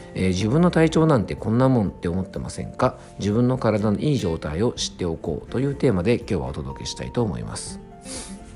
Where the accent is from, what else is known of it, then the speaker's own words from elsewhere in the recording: Yamanashi, Japan; moved away; 僕が住んでる山梨県とかにはですね、あんまり、こうね、都心にあるような大型のですね、えっと、CD ショップみたいなものがね、ないんで すよね。えっ、ー、とねタワーレコードとかそういった店舗がなくてですね昔はねあのこっちの地元に帰ってくる前まではですね